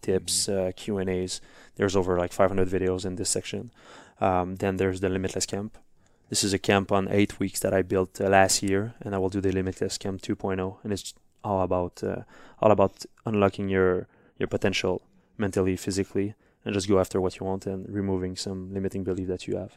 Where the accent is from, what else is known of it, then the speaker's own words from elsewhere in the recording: Montreal, Quebec, Canada; first language French; English is a second language; I was really bad in English first at school. We learned English, but I didn't really care because I was, like, in Montreal